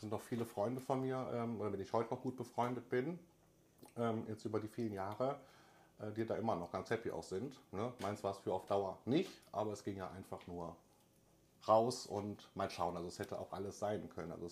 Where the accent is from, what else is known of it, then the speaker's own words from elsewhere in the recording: North Rhine-Westphalia, Germany; ich komme aus Raum Köln-Düsseldorf, klar, Medien, Hochburg, Fernsehen und so weiter, das war so meine Welt.